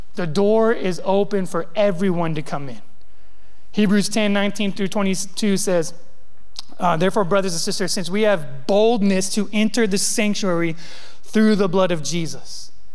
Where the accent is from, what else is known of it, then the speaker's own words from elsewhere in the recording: California, United States; also born or lived in the South (US), 13 years; now in US South; I grew up in California, and I grew up in a like very predominant Hispanic community